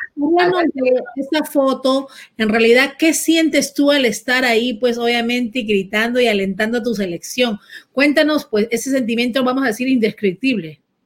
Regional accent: Peru; now in Miami, United States; yo misma como peruana

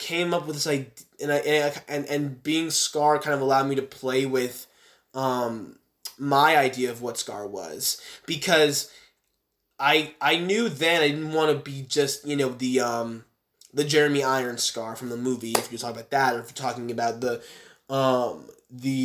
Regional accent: Dallas, Texas, United States; my hometown of Dallas

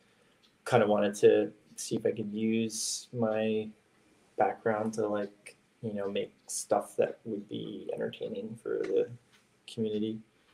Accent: Toronto, Ontario, Canada; I'm from Toronto.

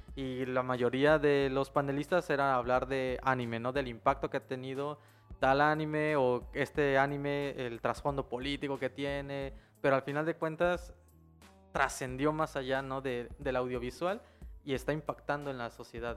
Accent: Chiapas, Mexico

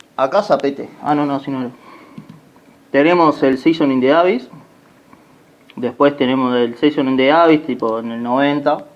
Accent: Uruguay; somos uruguayos

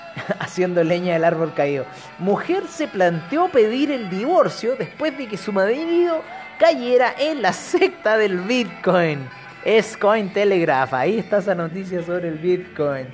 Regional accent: Chile; yo soy de Chile

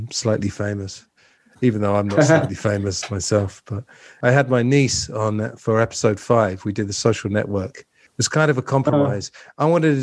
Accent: England, United Kingdom; accent: posh English; we got posh English

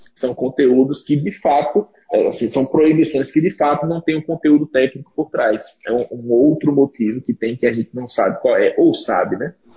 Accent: Aracaju, Sergipe, Brazil; eu sou de Sergipe

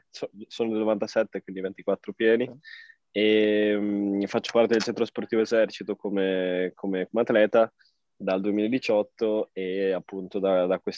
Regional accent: Vignola, Emilia-Romagna, Italy; also born or lived in Trento; now in Trentino, Italy; Sono nato originario a Trento e adesso sono di nuovo tornato eh, tre, in, in Trentino, però ho vissuto maggior parte della mia vita a Vignola, che è in provincia di Modena.

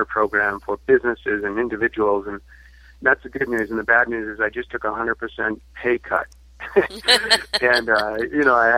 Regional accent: Massachusetts, United States; moved away as an adult; also born or lived in Arizona; I'm from Massachusetts, so I moved to Arizona in 2000 to pursue a master's degree

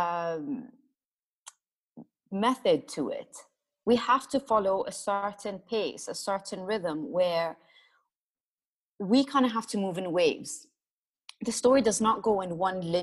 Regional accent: Jordan; moved away as an adult; also born or lived in Iraq / Italy; I am Iraqi, but I grew up in Jordan, went to school there.

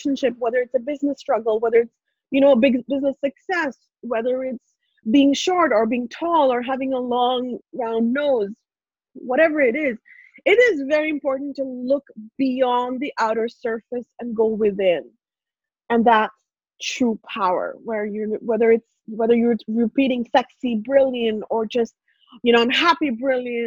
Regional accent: India; English is a second language; moved away as an adult; now in Canada; I grew up in India, born and raised in India. So English was not my first language.

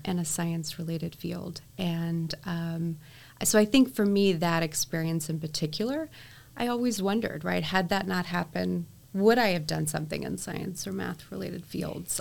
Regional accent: Texas, United States; I was able to obviously meet my hometown congressman, yes. um, and it was Congressman Chet Edwards

